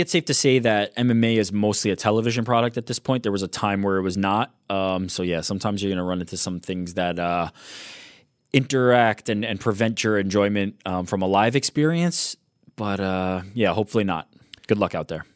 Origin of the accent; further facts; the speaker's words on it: New York City, New York, United States; I'm from Queens.